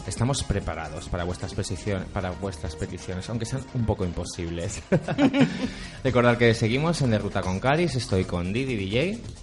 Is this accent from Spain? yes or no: yes; Valencian Community, Spain; mi infancia, mi cultura, como buen valenciano que soy